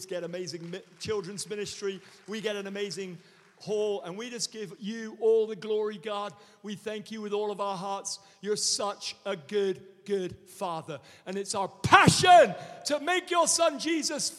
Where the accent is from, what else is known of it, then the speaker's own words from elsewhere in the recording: United States; We're just so American now